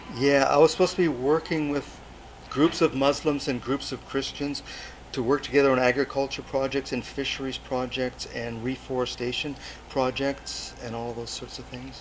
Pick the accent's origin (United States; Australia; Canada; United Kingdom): Canada; Port Alberni, British Columbia; also born or lived in Fraser Valley; now in Nanaimo, Canada; I'm actually from Port Alberni, and I'm from a, a farming community in Port Alberni. I, I, grew up on a farm